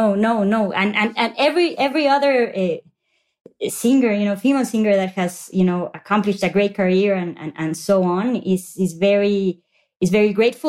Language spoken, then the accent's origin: English; Mexico; I grew up in Mexico